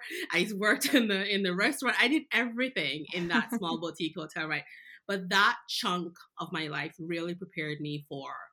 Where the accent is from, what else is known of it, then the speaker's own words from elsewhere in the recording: Jamaica; moved away; I was born in Jamaica. I knew Jamaica, but I learned so much more